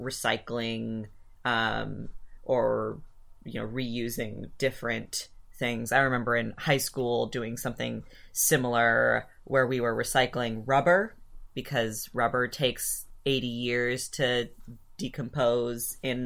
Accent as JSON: {"language": "English", "town": "Ann Arbor", "region": "Michigan", "country": "United States", "tie": "born or raised there", "said": "we grew up in Ann Arbor"}